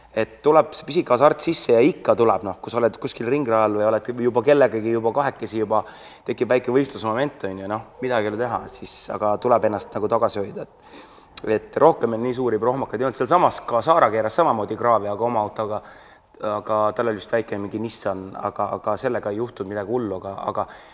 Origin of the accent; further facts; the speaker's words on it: Estonia; mina olen ainuke eestlane